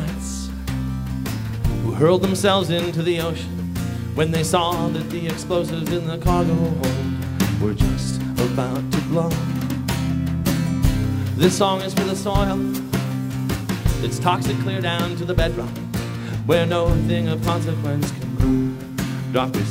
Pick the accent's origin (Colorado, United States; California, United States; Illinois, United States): California, United States; where I grew up in California